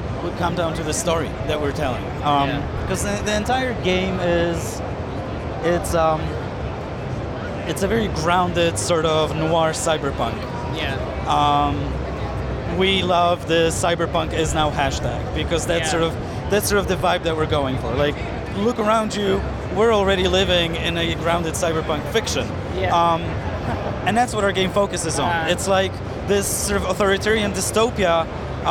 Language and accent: English; Poland; I'm from Poland.